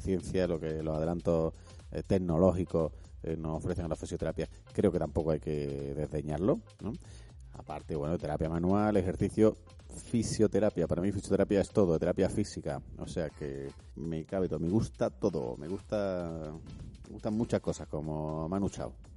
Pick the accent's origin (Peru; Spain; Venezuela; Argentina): Spain; Madrid, Community of Madrid; yo soy de Madrid